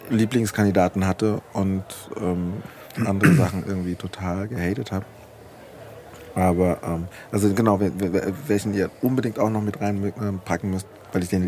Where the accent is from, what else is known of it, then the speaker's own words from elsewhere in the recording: Frankfurt, Hesse, Germany; ich komme direkt aus